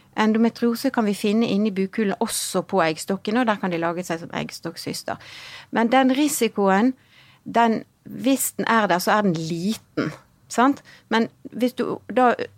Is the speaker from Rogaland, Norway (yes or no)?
no; Bergen, Vestland, Norway; also born or lived in Hong Kong; så kommer jeg fra Bergen.